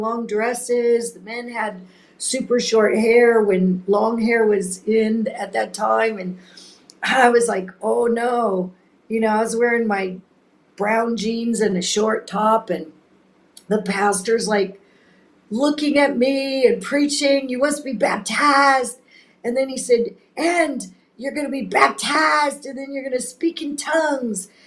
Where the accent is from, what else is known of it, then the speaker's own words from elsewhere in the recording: Laguna Beach, California, United States; now in Mozambique; I grew up in Laguna